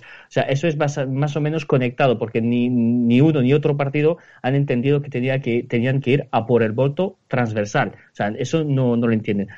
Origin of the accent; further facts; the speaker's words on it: Spain; somos españoles